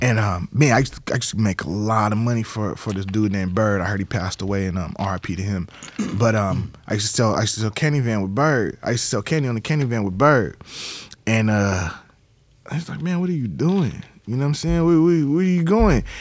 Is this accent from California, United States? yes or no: yes; San Diego, California, United States; moved away as an adult; Born and raised in San Diego. Grew up off of thirtieth and Clay Street